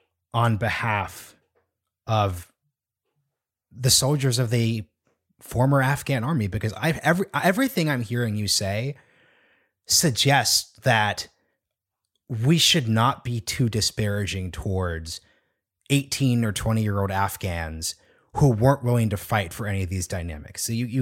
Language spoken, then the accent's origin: English; Oregon, United States; I'm from Oregon.